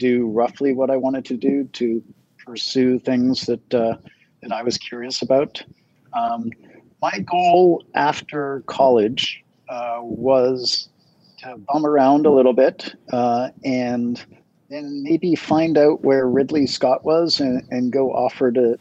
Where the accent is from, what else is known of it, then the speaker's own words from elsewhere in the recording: Toronto, Ontario, Canada; moved away; I grew up in Toronto, sort of the northern part of Toronto